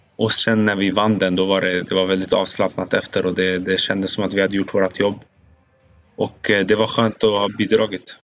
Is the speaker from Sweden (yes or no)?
yes; Sweden; now in Italy; som svensk